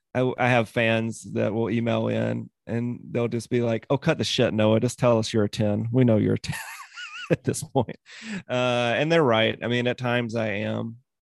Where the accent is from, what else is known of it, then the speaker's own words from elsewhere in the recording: Mississippi, United States; So I was ten, between ten and twelve, and I grew up in Mississippi.